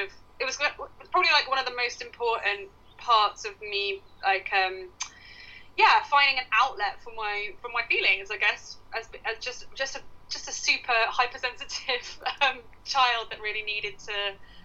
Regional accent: Ipswich, East of England, United Kingdom; I grew up like in near Ipswich

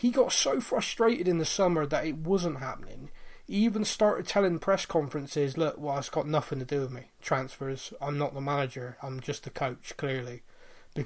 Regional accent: Bristol, South West England, United Kingdom; I'm from Bristol

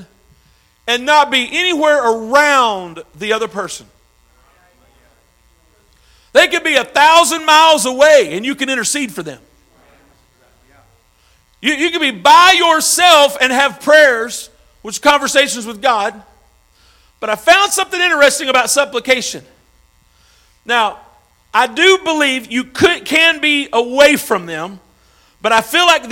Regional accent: Arkansas, United States; now in St. Louis, United States; I'm from Arkansas

